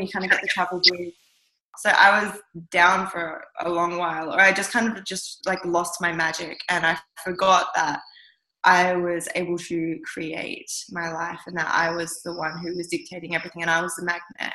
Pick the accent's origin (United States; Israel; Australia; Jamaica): Australia; southwest of Western Australia; also born or lived in Kimberley, Western Australia; I was born up in the Kimberley of Western Australia and I was the first Western baby to be ever born in that community. Um, it was an Indigenous community up there, and my parents were teaching at the school. And then, after a few years of living up there, we moved down south, and I grew up mostly in the southwest of Western Australia.